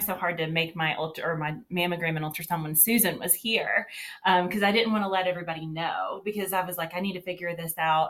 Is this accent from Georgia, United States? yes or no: yes; Georgia, United States; I was born and raised in Georgia. I still live here today.